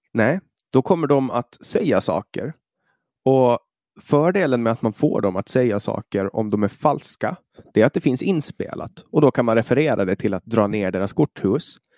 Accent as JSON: {"language": "Swedish", "country": "Åland Islands", "said": "lagtinget, alltså i vår, vårt parlament"}